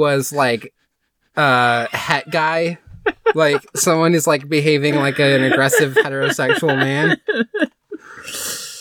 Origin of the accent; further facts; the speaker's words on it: Midwest, United States; My family's from, like Europe, and I grew up in the Midwest.